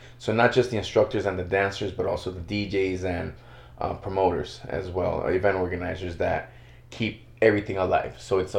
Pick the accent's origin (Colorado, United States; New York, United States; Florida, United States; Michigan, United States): Florida, United States; Miami; also born or lived in Little Havana; my parents are from Ecuador, and but I was born and raised in Miami.